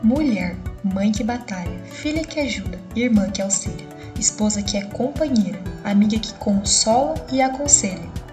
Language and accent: Portuguese; Ortigueira, Paraná, Brazil; localizada no interior do Paraná, chamada Ortigueira, que foi onde eu nasci e cresci durante todo o período da minha vida